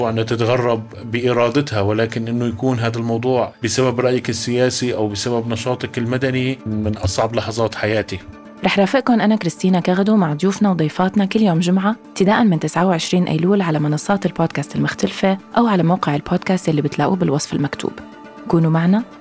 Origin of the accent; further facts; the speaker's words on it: Syria; سفر وهوية تركية لكن جواتي بنسبة 90% أنا سوري